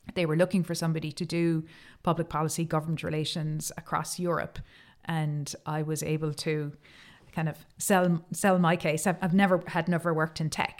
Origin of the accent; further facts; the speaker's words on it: Cork, Munster, Ireland; I am from Cork